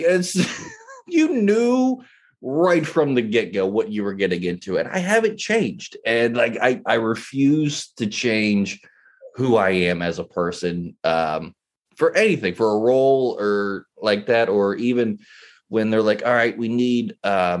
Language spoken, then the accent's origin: English; West Virginia, United States; I was born and raised in West Virginia